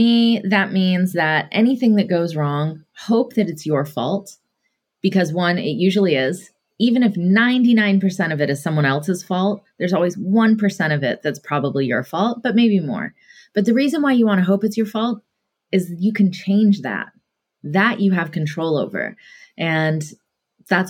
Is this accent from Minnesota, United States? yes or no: no; Atlanta, Georgia, United States; Growing up in Atlanta, Georgia, in the South, in the 80s